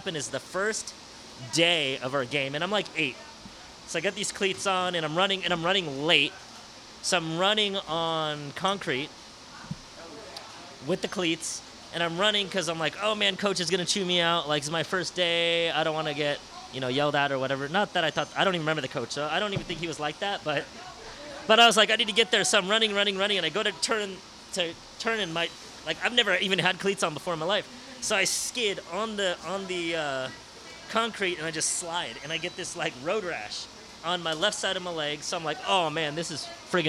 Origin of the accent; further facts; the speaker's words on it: San Francisco, California, United States; growing up in San Francisco, I grew up with three siblings.